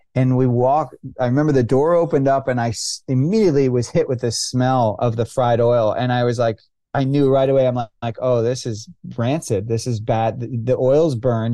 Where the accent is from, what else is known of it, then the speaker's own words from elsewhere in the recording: California, United States; I grew up in California